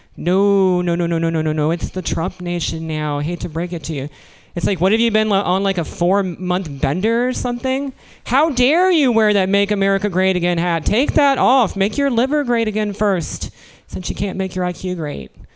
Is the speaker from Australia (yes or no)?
no; Williamsburg, Virginia, United States; moved away; I'm from Williamsburg, Virginia